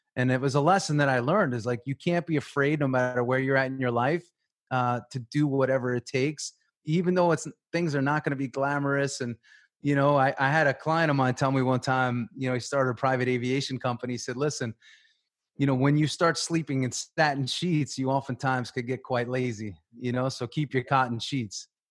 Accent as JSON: {"language": "English", "area": "Long Island", "region": "New York", "country": "United States", "tie": "born or raised there", "also_born_or_lived": "Tampa, Florida", "moved": "as an adult", "said": "I grew up in New York on Long Island"}